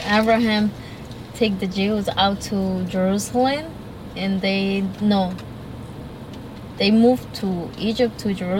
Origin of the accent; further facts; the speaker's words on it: Colombia; English is a second language; now in New York, United States; I'm from Colombia.